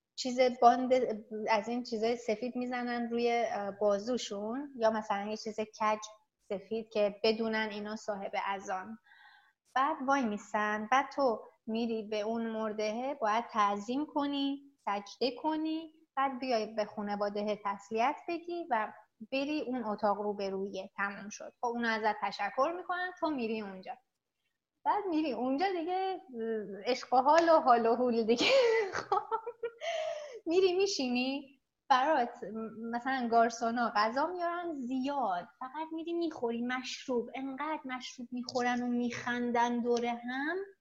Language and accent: Persian; Iran; moved away as an adult; now in South Korea